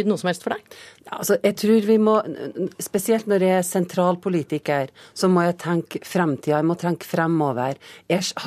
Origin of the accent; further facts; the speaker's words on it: Nordland, Norway; er nordlending i dag, om jeg er trønder om noen år, så tror jeg nok jeg skal overleve for det.